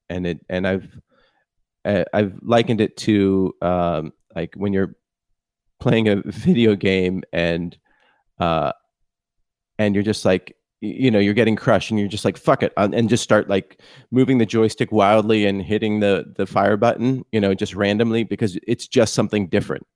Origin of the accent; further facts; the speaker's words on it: Palo Alto, California, United States; I grew up in Palo Alto